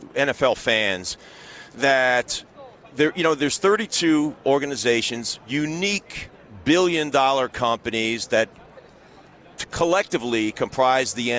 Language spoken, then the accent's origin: English; Long Island, New York, United States; I grew up on Long Island